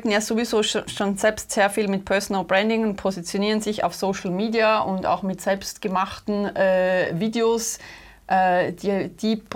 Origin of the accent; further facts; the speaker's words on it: Austria; accent: Austrian; österreichischen Akzent da heute.